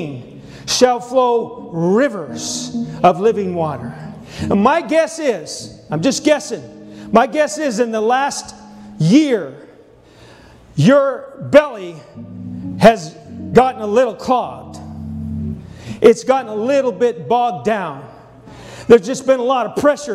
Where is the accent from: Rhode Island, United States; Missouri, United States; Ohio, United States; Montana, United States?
Montana, United States; moved away; also born or lived in Texas; I'm from Montana, but I spent 12 years in Texas